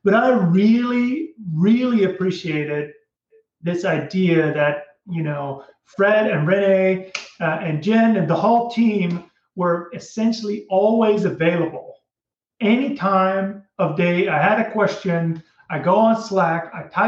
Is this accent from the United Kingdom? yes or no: no; Netherlands; moved away; So I'm from Holland originally